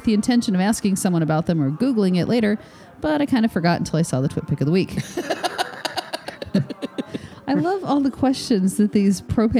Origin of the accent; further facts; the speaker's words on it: Georgia, United States; But as a refresher, I'm from Georgia, own a pet sitting dog walking business